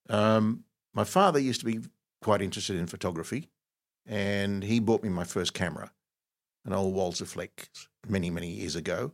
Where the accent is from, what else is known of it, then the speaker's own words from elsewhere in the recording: Egypt; now in Australia; I was actually born in Egypt